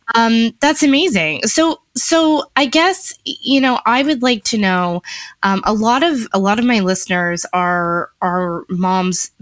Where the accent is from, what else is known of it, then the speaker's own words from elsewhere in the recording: Niagara Falls, Ontario, Canada; I grew up in Niagara Falls, like, at a very like the wrong side of the tracks, high school in Niagara Falls